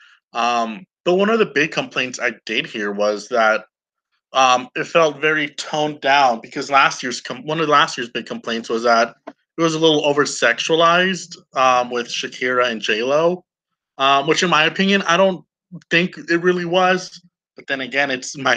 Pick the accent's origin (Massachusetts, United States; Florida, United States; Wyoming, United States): Florida, United States; I'm Florida grown. So, of course, I'm going to root for my home state